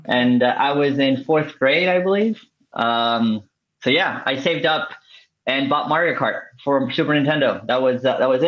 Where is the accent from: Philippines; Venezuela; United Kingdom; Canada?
Venezuela; moved away; I'm originally from Venezuela